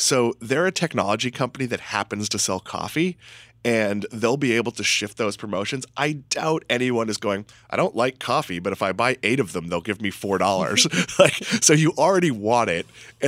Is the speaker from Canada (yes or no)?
no; Massachusetts, United States; I'm from Massachusetts.